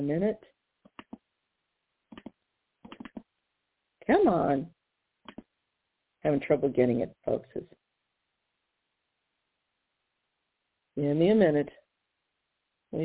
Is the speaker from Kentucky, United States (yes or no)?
no; Missouri, United States; my home state of Missouri